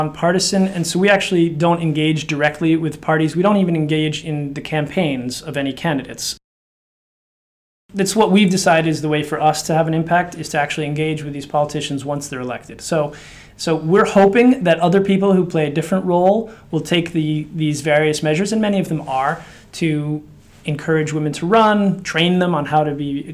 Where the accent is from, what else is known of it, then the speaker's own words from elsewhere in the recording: United States; accent: American; also born or lived in Slovakia; you can sense from my accent, it's an American accent. That's where I've lived longest